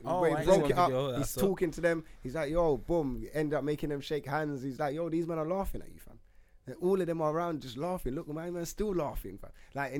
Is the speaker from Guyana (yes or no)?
no; England, United Kingdom; I don't know, but I'm English.